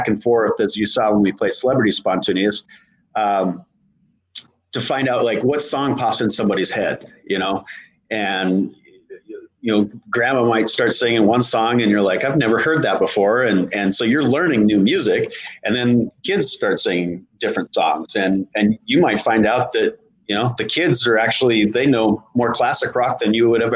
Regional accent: Montana, United States; now in Tennessee, United States; I'm from Montana

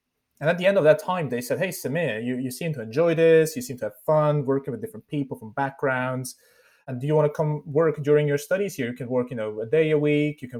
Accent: near Lucerne, Switzerland; English is a second language; I grew up in Switzerland. So for those who kind of look up my LinkedIn, they will see kind of I started studying in Switzerland. So that's because I am from Switzerland, from a small town called Lucerne in the German-speaking part, actually in a small tiny village of 3,000 people near Lucerne

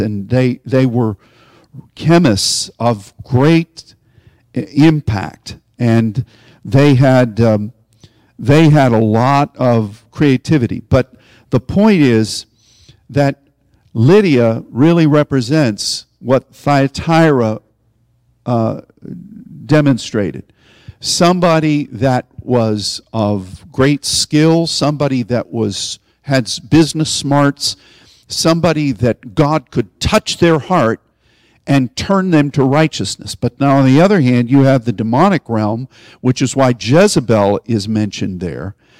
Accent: Pittsburgh, Pennsylvania, United States; I'm from Pittsburgh

